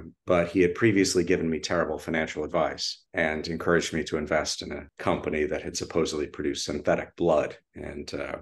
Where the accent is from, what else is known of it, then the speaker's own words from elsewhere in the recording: Austin, Texas, United States; I grew up in Austin, Texas, quite a ways from Hollywood